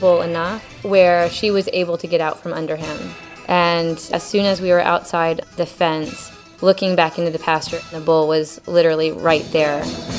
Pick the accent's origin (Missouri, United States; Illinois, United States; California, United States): Illinois, United States; Mattoon; now in Dubai, United Arab Emirates; I'm from Mattoon, Illinois, and I currently live in Dubai, United Arab Emirates.